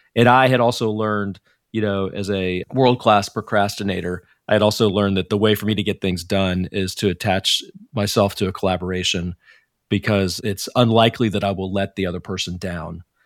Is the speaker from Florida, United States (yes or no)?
no; Dallas, Texas, United States; moved away as an adult; now in Silicon Valley, United States; I grew up in Dallas, Texas